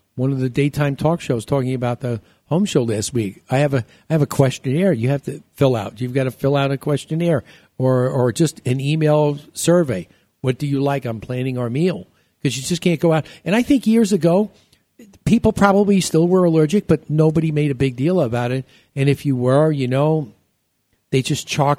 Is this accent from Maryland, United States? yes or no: no; New York, United States; moved away; also born or lived in Chicago; when we were growing up in New York